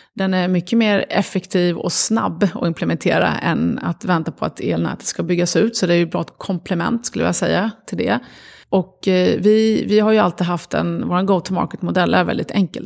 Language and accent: Swedish; Sweden; also born or lived in Lebanon; Uppvuxna i Sverige, jag var fem år när vi kom till Sverige, växte upp här